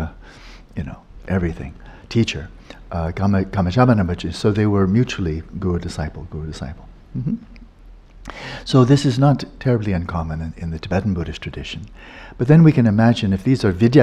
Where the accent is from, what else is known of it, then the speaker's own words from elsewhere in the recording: Pasadena, California, United States; I was born in Pasadena